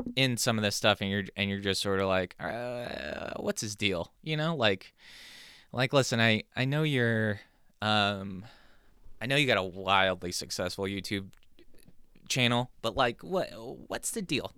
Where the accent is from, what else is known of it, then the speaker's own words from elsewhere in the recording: San Diego, California, United States; moved away as an adult; now in New Jersey, United States; growing up in California